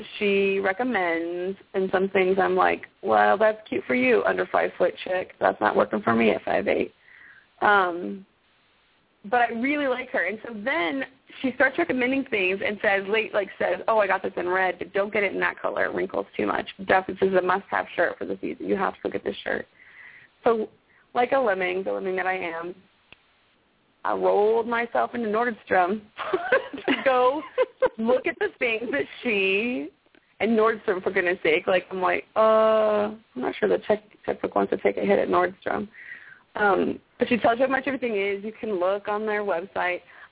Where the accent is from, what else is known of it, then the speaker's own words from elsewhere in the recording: Arizona, United States; also born or lived in Okinawa; now in Texas, United States; I'm from Arizona